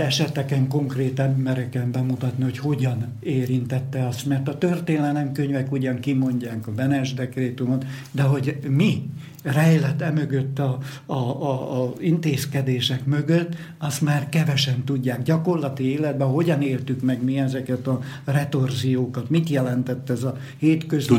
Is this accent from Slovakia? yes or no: yes; Moldava nad Bodvou, Košice Region, Slovakia; Itt születtem, itt nőttem föl ebbe a millióbe